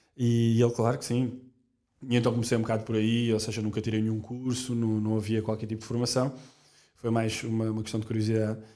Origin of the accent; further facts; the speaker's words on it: Portugal; Nós, nós somos portugueses, portanto, logo desde muito novos na escola